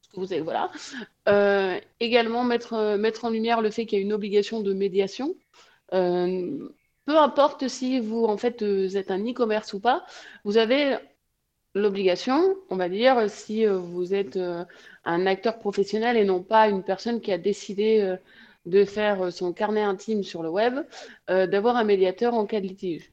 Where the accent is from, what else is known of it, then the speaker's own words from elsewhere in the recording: Provence-Alpes-Côte d'Azur, France; now in Toulouse, France; Je suis de la Côte d'Azur également, mais j'habite Toulouse